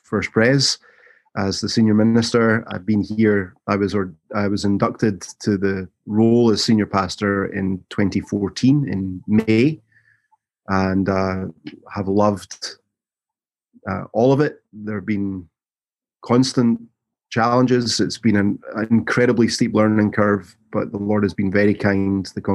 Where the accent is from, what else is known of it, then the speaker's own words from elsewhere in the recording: Glasgow, Scotland, United Kingdom; moved away as an adult; also born or lived in London / Columbus, Mississippi; now in Jackson, United States; I was born and raised in Glasgow in central Scotland